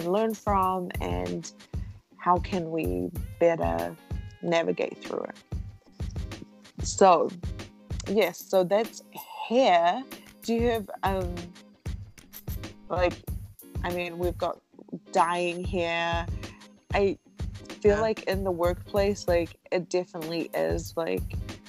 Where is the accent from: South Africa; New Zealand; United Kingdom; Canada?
New Zealand; we grew up in New Zealand in a Western culture